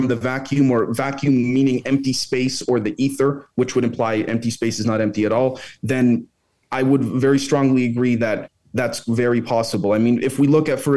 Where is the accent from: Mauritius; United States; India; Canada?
Canada; as a Canadian